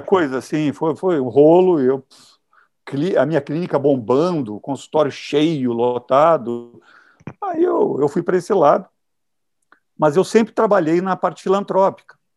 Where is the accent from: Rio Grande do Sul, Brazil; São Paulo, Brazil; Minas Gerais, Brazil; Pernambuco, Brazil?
Rio Grande do Sul, Brazil; Caxias do Sul; moved away as an adult; now in Rio de Janeiro, Brazil; eu sou do interior do Rio Grande do Sul, Caxias do Sul.